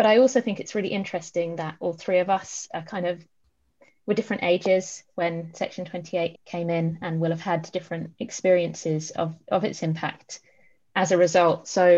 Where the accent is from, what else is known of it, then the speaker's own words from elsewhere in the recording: Haringey, London, United Kingdom; Section 28 was passed just days before my birth in 1988. I grew up in Haringey